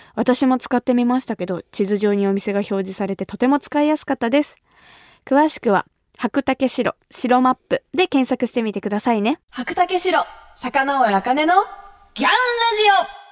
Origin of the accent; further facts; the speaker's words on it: Kumamoto, Japan; now in Tokyo, Japan; 私が生まれ育った熊本